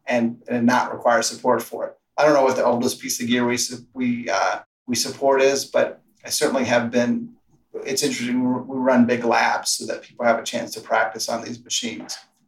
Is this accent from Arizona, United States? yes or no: yes; Arizona, United States; we're from Arizona, so we've come across plenty of rattlesnakes.